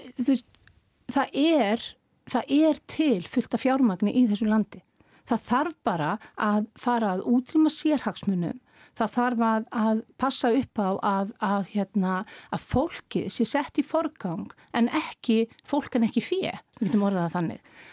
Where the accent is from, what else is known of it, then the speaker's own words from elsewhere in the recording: Iceland; við sem Íslendingar og við sem þjóð